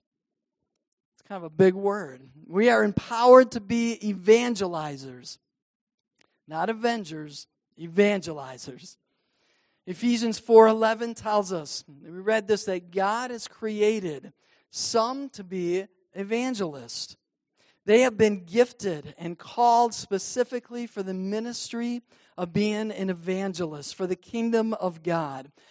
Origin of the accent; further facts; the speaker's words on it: Cadillac, Michigan, United States; growing up in the Cadillac Wesleyan Church